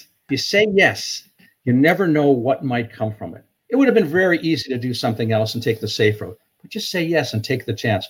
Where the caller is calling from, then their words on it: Dover, New Hampshire, United States; Yeah, I'm in Dover right now.